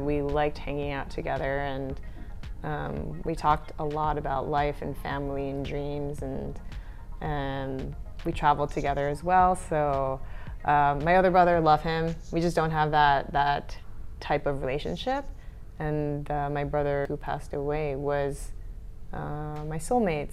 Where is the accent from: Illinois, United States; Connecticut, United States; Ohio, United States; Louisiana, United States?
Connecticut, United States; Stamford; also born or lived in Great Neck, New York; now in Barcelona, Spain; I lived in Great Neck, New York, mm-hmm. until I was seven, and then we moved to Stamford, Connecticut